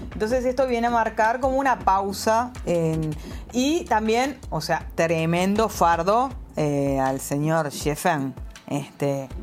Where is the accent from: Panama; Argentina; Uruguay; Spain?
Uruguay; now in Shenzhen, China; que soy también uruguaya